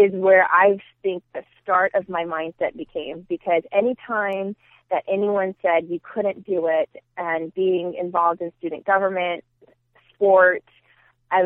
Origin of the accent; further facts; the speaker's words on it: Union City, California, United States; moved away as an adult; now in Phoenix, United States; all I knew was Union City. I went to school there, preschool, elementary, middle school, high school